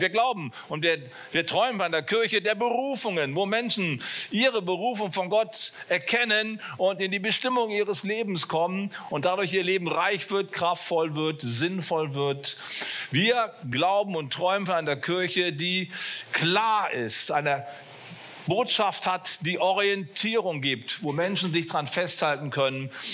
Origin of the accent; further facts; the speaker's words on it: Bonn, North Rhine-Westphalia, Germany; wo ich aufgewachsen bin in Bonn